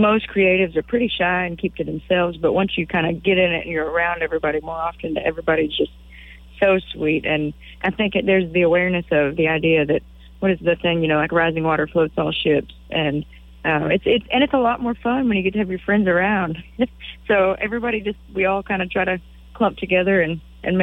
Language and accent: English; Waco, Texas, United States; I was from Waco